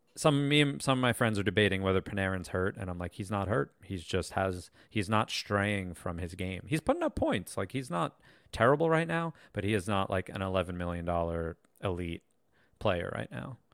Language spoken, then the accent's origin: English; New York, United States; we're from New York